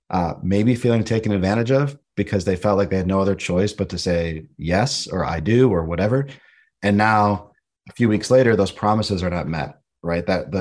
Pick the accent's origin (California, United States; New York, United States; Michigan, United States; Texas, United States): New York, United States; Buffalo; born there; I was born in Buffalo, New York, and I had an opportunity to move to Philadelphia for a job